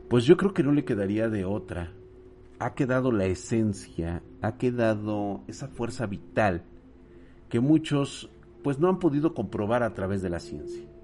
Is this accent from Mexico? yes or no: yes; Guanajuato, Mexico; aún es bastante famosa en la región de donde soy, noroeste de Guanajuato